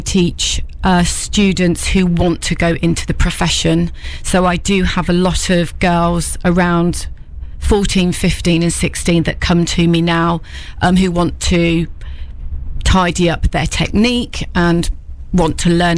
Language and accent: English; Peterborough, East of England, United Kingdom; also born or lived in London / Leicester / Newark; I'm from Peterborough originally